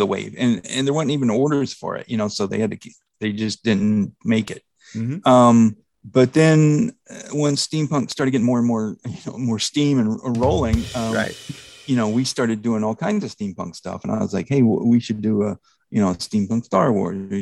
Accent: North Texas, United States; I grew up in North Texas

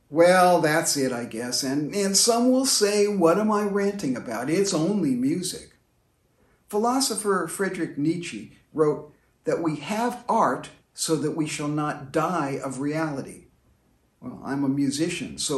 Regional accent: London, United Kingdom; I was a teenager growing up in the London of the 1960s.

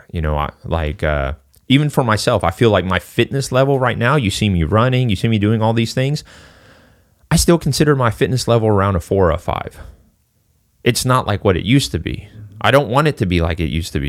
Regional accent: Singapore; moved away; I'm originally from Singapore.

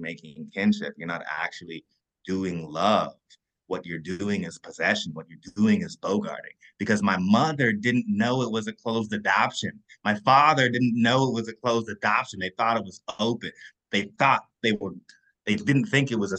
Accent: Kentucky, United States; I'm from Kentucky

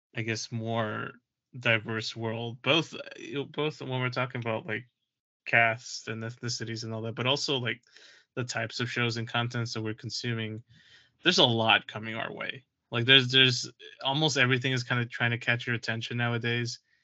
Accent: New York City, New York, United States; As a New Yorker

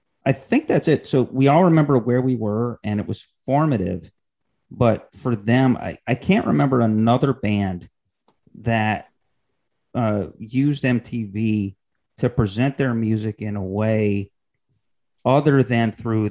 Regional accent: Syracuse, New York, United States; I'm from Syracuse, New York

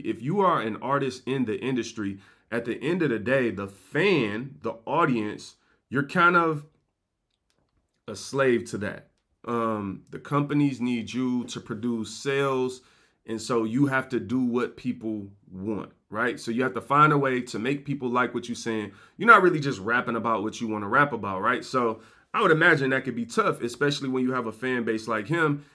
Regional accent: Detroit, Michigan, United States; I'm from Detroit

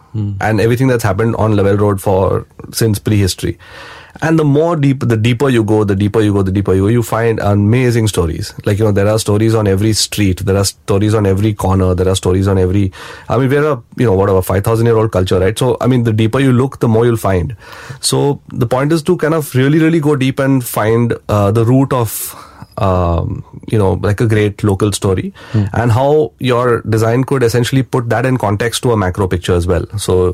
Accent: India; I'm an Indian, but I'm also from Bombay.

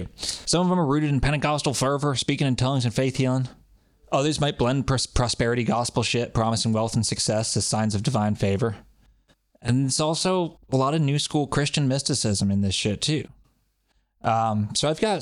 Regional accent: New England, United States; we're from New England

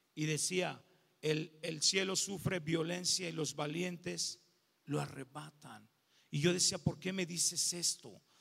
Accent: León, Guanajuato, Mexico; Soy de León, Guanajuato

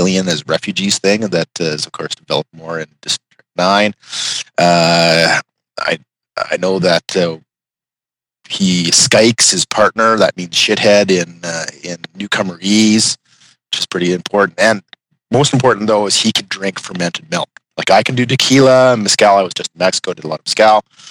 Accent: Canada; I'm Canadian

